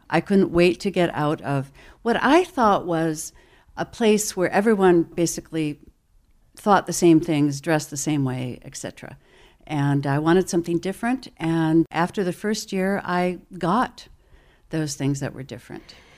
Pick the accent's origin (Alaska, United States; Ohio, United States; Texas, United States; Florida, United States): Ohio, United States; Toledo; moved away as an adult; I was born in Toledo